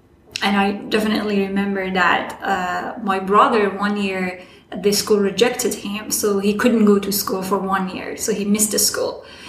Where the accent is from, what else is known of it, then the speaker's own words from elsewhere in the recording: Afghanistan; English is a second language; also born or lived in Iran; I'm from Afghanistan. I was born in Iran as a refugee.